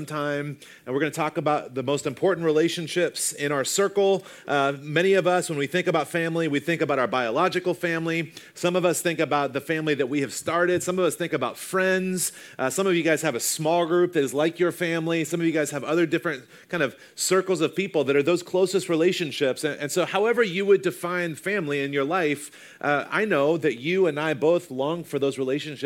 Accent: the South, United States; I grew up in the South

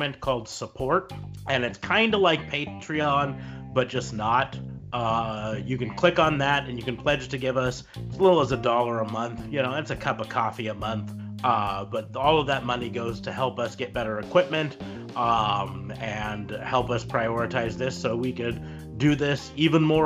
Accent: Nebraska, United States

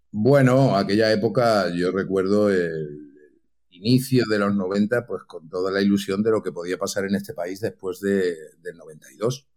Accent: Santa Coloma de Gramenet, Catalonia, Spain; now in Madrid, Spain; nací, para los que estáis en Cataluña, en Barcelona, nací en Santaco, en Santa mm. Coloma de Gramané

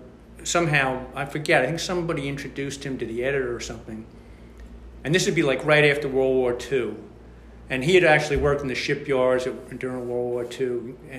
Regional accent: Brooklyn, New York, United States; Yeah. We're from Brooklyn. Dad was from Brooklyn. Mom was from Brooklyn.

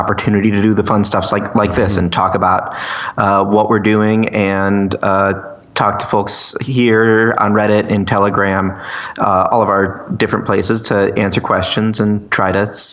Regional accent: Ohio, United States; I'm from Ohio

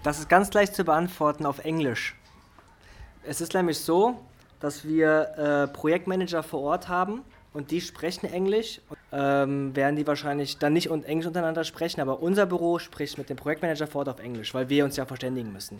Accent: Germany; Und ich bin in Deutschland groß geworden

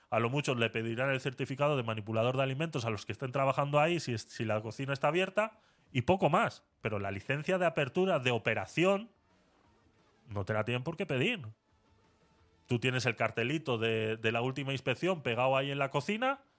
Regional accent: Murcia, Region of Murcia, Spain; Eh, yo soy de Murcia y Teatre es muy conocida.

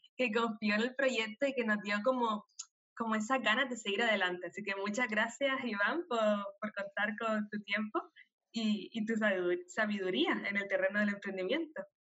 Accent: Canary Islands, Spain; nacida en Canarias

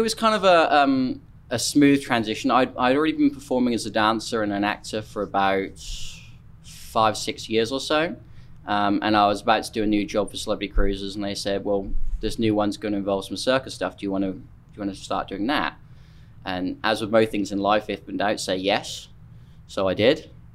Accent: Norfolk, East of England, United Kingdom; moved away as an adult; now in United States; I'm from uh, Norfolk on the east coast of England

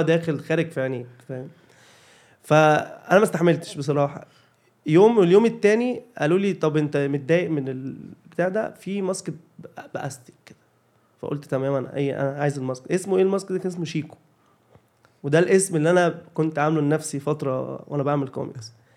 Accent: Cairo, Cairo Governorate, Egypt; انا كنت انا اصلا من شبرا شبرا مصر

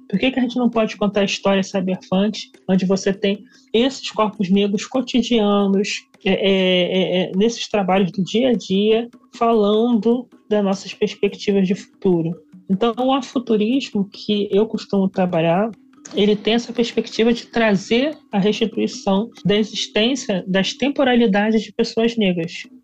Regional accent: Baixada Fluminense, Rio de Janeiro, Brazil; sou aqui da Baixada Fluminense do Rio de Janeiro.

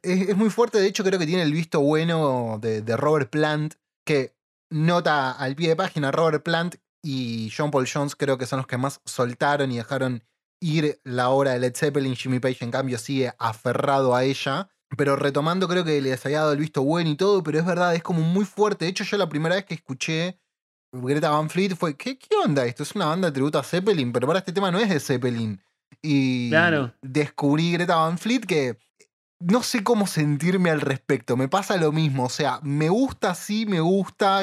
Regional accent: Villa Ballester, Buenos Aires Province, Argentina; Tanto Leo como yo somos de Villa Ballester, o bueno, alrededores

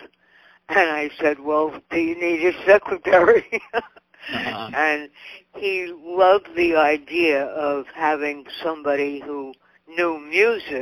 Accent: New York City, New York, United States; moved away; also born or lived in Boston; Far Rockaway, New York, which is a little town, maybe about 50 minutes outside of New York City

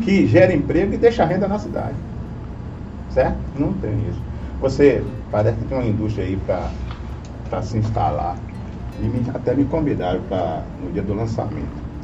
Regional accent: Itabuna, Bahia, Brazil; also born or lived in Santa Cruz da Vitória; eu sou, vou dizer que eu sou de Itabuna

